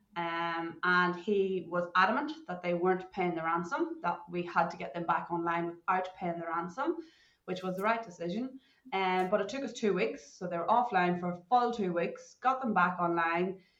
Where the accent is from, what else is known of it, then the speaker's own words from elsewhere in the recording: Ireland; moved away as an adult; now in Perth, Australia; growing up in Ireland, I didn't even know what a computer was